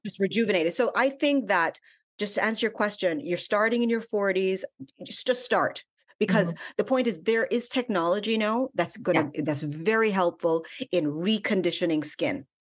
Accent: Jamaica; also born or lived in Washington, D.C., United States; And I was actually born in DC. My parents were in university, but I went back to Jamaica when I was five years old. So I grew up in Jamaica

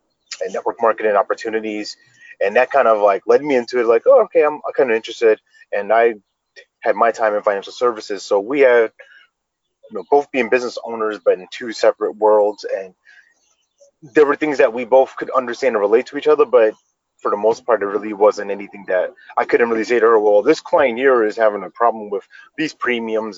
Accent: New York, United States; moved away as an adult; now in North Carolina, United States; We grew up in New York

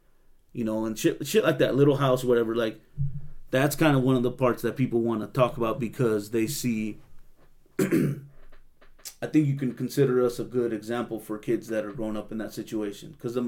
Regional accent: Salinas, California, United States; growing up in Salinas

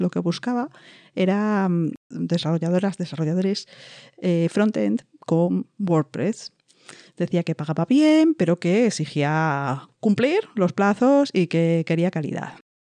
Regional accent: Spain; siendo española

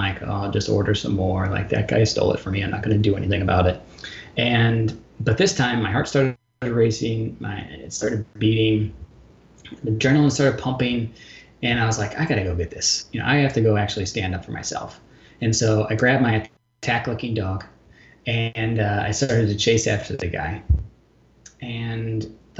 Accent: St. Louis, Missouri, United States; also born or lived in Portland, Oregon; now in Chicago, United States; my hometown, St. Louis, and then moved up to Chicago

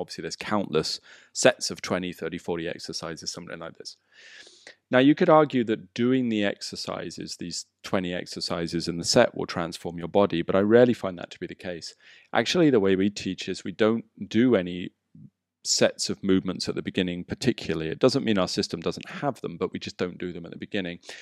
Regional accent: England, United Kingdom; moved away as an adult; now in Bali, Indonesia; Growing up in England

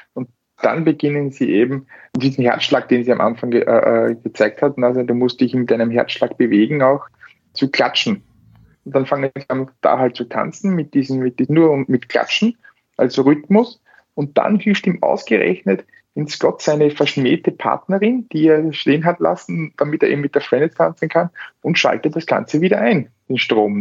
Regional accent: Austria; bei uns in Österreich

